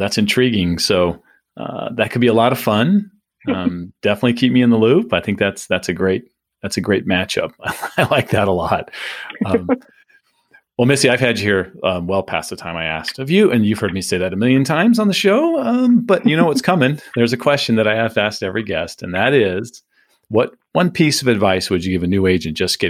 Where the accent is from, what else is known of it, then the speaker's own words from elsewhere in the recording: San Diego, California, United States; also born or lived in Phoenix; now in Tampa, United States; I grew up in San Diego, lived in Phoenix, and now we're in the Tampa, St. Pete area, all major metro areas.